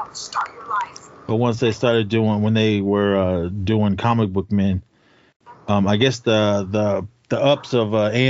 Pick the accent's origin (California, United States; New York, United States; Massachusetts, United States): California, United States; we're from California. We're just out here visiting